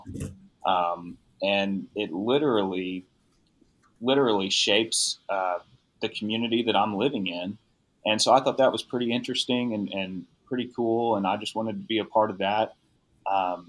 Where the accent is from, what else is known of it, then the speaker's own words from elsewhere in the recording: San Antonio, Texas, United States; I'm from San Antonio